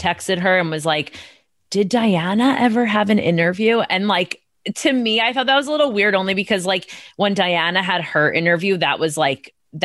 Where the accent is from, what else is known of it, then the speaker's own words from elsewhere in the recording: United States; as an American